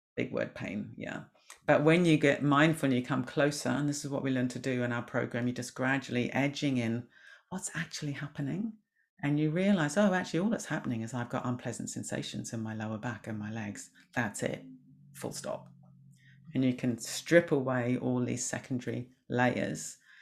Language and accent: English; New Zealand; moved away; I was brought up in New Zealand